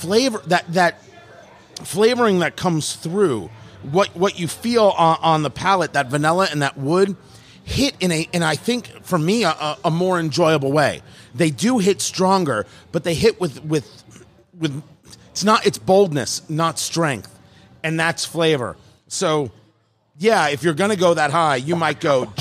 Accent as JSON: {"language": "English", "region": "New Jersey", "country": "United States", "tie": "born or raised there", "also_born_or_lived": "Brooklyn, New York / Los Angeles, California", "moved": "yes", "lives_now": "Indianapolis, United States", "said": "I was born in Brooklyn and grew up in Jersey. So I'm a transplant. I lived in LA before here."}